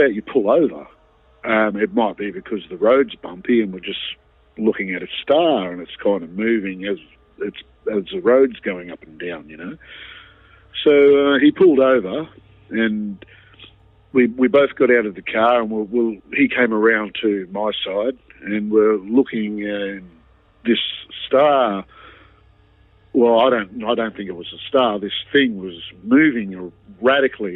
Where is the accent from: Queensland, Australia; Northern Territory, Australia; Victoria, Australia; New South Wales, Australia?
New South Wales, Australia; Wollongong; Wollongong, which were, at the time was my hometown.